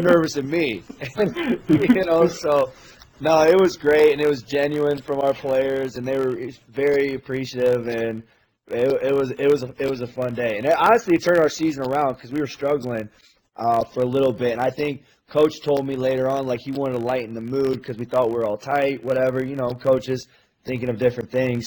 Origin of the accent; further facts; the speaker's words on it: Midwest, United States; I'm from the Midwest. I grew up around the Big Ten.